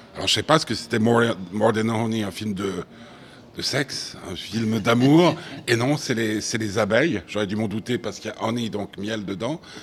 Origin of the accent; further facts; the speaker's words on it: Switzerland; chez nous, hein, chez nous en Suisse